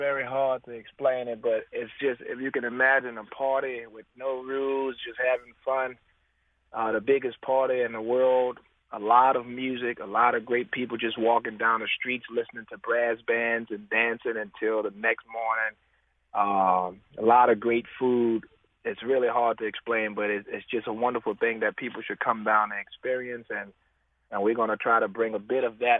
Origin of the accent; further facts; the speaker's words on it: New Orleans, Louisiana, United States; the way I grew up in the Treme, you know, it was almost like a family reunion.